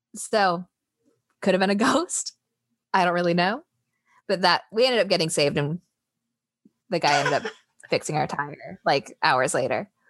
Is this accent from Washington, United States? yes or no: yes; Seattle, Washington, United States; moved away as an adult; also born or lived in Tennessee; growing up in Seattle, sorry, I guess I'm not My teenage years in Seattle